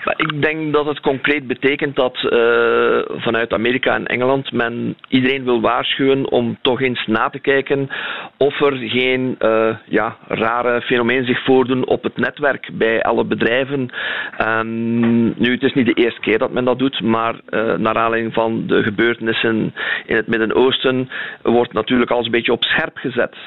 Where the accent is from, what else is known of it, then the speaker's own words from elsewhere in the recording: Belgium; wij eh, als België